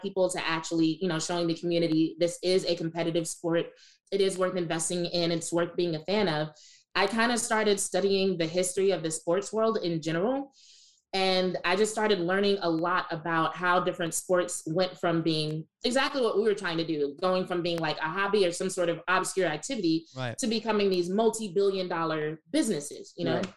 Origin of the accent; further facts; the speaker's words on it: Southern Louisiana, United States; growing up in Southern Louisiana